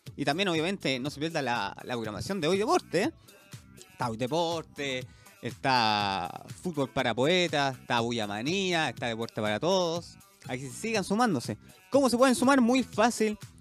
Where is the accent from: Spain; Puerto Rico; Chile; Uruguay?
Chile; somos chilenos